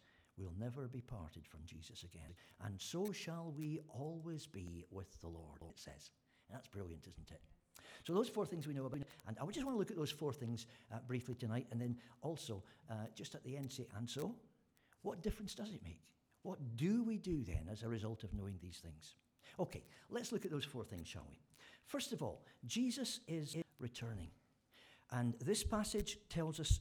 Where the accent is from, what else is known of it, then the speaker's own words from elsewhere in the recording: Scotland, United Kingdom; being Scottish